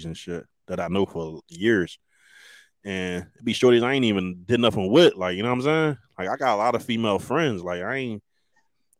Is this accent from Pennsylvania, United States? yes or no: yes; Philadelphia, Pennsylvania, United States; I'm from Philly